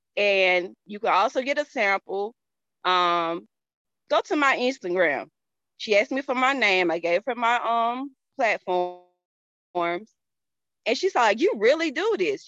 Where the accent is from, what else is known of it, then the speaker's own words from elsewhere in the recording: Georgia, United States; accent: country; I'm from the South. I'm from Georgia